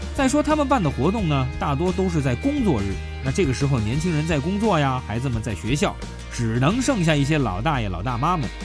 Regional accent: China; 我们中国人

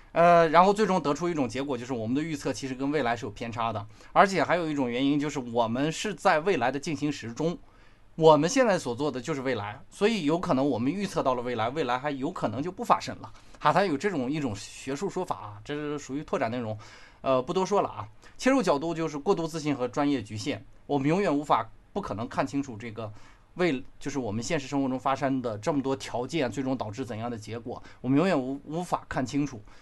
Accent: China; 我们中国人

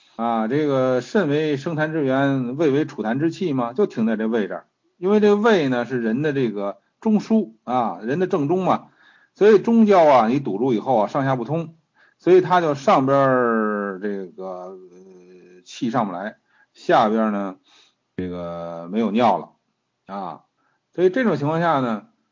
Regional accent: China; 我们中国人

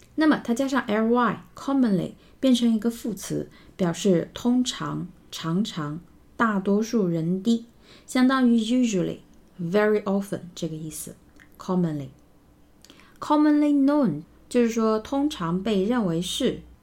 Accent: China; 我们中国人

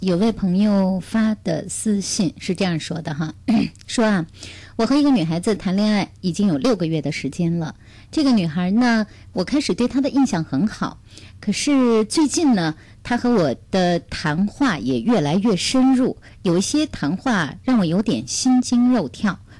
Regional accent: Beijing, China; 父母呢也是给我做了一定的安排。我是北京人，呃，有我可以结婚的一套房子

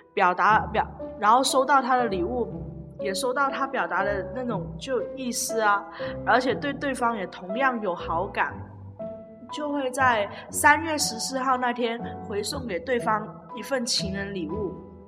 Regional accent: Guangdong, China; 我们广东这边就是有习俗啊，结了婚才，才发利是

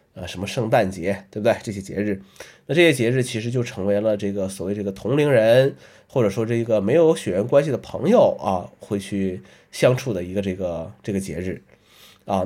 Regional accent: northern China, China; moved away; 作为北方人，啊，这个 很多节日都是要，要吃饺子的

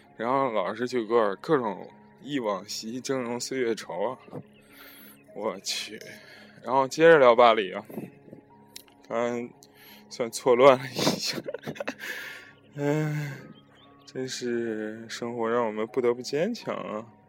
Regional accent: China; 我们中国人都要去一下这拉巴叶啊

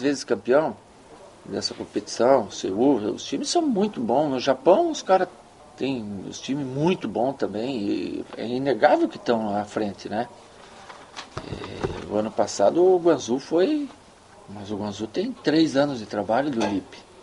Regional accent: Brazil; moved away as an adult; now in China; a gente é brasileiro

